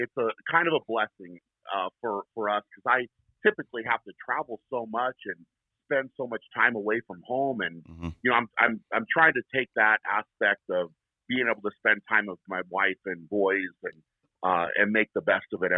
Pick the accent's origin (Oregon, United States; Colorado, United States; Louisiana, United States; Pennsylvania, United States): Colorado, United States; Fort Lupton; also born or lived in Brighton, Colorado; I was born and raised in Colorado. I grew up in a small town called Fort Lupton, and we now live in Brighton, which is very close to there